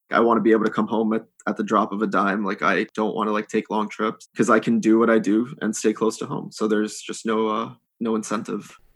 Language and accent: English; United States; accent: American; also born or lived in India; I can speak Hindi, but I, I speak it with a, uh, an American accent